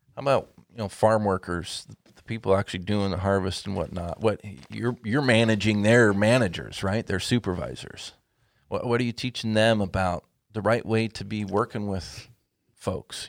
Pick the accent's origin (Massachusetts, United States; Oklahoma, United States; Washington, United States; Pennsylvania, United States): Washington, United States; Lynden; here in my hometown, Linden, Washington, and a farm right close to the farm that I grew up on